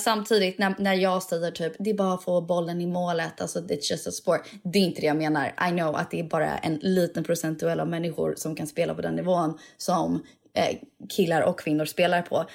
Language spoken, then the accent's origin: Swedish; Sweden; jag är svensk